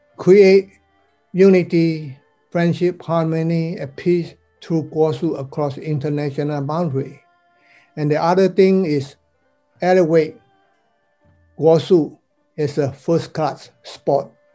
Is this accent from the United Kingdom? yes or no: no; Malaysia; also born or lived in Taiwan; now in United States; I'm considered a so-called overseas Chinese student. I'm from Malaysia